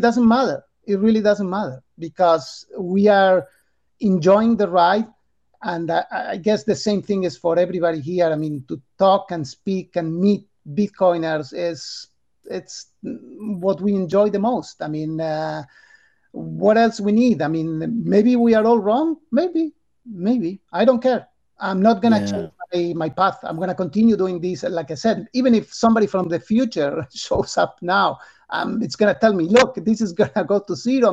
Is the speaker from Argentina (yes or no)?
yes; Argentina; English is a second language; moved away as an adult; now in United States; I'm from Argentina. I born in Argentina. I live there until I was 45